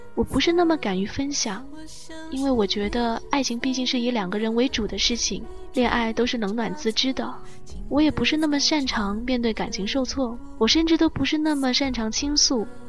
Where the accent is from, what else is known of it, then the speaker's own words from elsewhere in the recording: Guangzhou, Guangdong, China; accent: southern; 我从小在广州长大